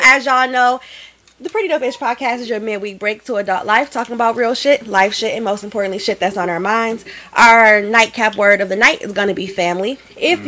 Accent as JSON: {"language": "English", "town": "Detroit", "region": "Michigan", "country": "United States", "tie": "born or raised there", "also_born_or_lived": "Grand Rapids, Michigan", "moved": "as an adult", "said": "I'm actually from Detroit, oh. but I like fled away to Grand Rapids at 18."}